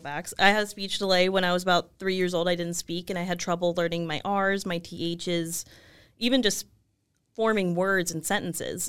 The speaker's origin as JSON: {"language": "English", "town": "Los Angeles", "region": "California", "country": "United States", "tie": "born or raised there", "also_born_or_lived": "Chicago", "said": "I left, um, Los Angeles to go to college"}